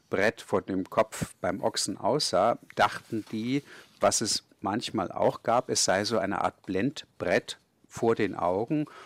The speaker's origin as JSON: {"language": "German", "town": "Kulmbach", "region": "Bavaria", "country": "Germany", "tie": "born or raised there", "said": "ich bin ja in Kulmbach aufgewachsen"}